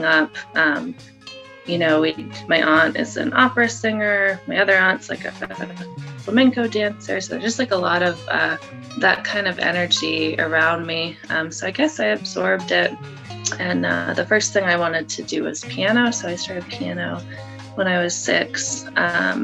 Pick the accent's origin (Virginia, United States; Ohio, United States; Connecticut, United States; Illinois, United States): Connecticut, United States; moved away as an adult; also born or lived in California; I'm in Connecticut. So I'm from Connecticut. My family lives here